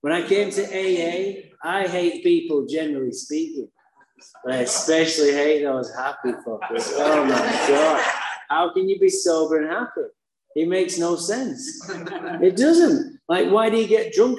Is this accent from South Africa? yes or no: no; Manchester, North West England, United Kingdom; now in Santa Barbara, United States; I was born in Manchester, England. That's why I have a funny accent.